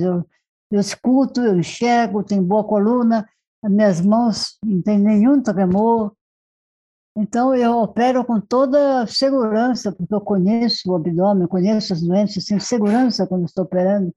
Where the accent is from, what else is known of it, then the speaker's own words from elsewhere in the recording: Marajó Island, Pará, Brazil; now in São Paulo, Brazil; eu nasci na Ilha de Marajó